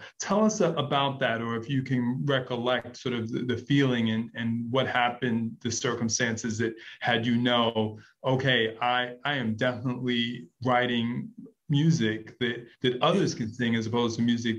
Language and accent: English; New York City, New York, United States; I'm from Brooklyn too, and we grew up together for a minute.